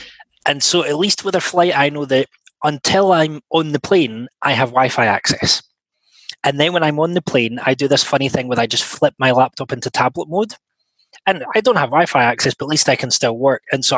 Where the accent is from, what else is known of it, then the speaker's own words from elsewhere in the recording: Scotland, United Kingdom; I'm a Scotsman